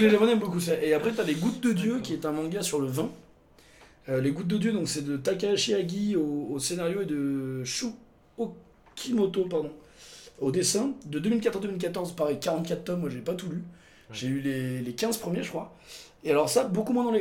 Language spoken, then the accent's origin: French; Montélimar, Auvergne-Rhône-Alpes, France; ma ville natale